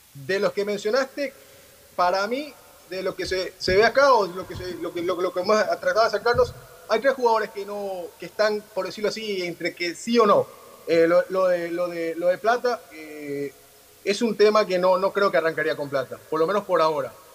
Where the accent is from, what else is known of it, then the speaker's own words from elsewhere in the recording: Ecuador; como ecuatorianos